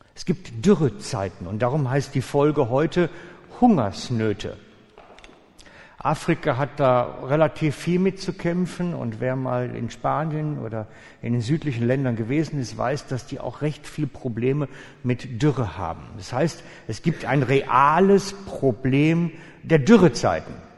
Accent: Switzerland; als Schweizer Menschen

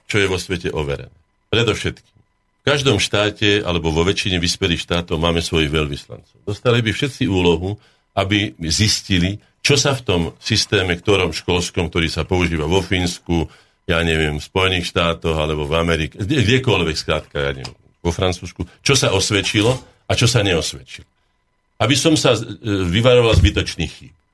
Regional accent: Breza, Žilina Region, Slovakia; moved away; also born or lived in Bratislava; ja som pomerme z Brezy, ja som kúsok od vás

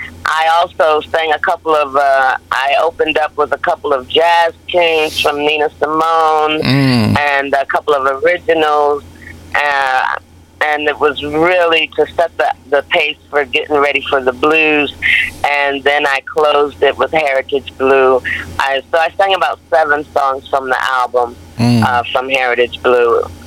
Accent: Hartford, Connecticut, United States; You know, I grew up in Hartford, Connecticut, and I love being on the East Coast.

